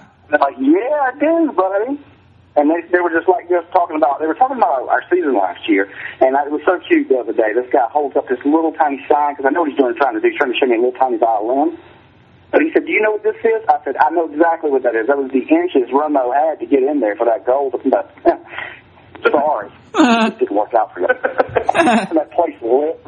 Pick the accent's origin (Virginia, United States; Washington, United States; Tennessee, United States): Virginia, United States; Smithfield; I'm from Smithfield, Virginia. I'm from the Suffolk area.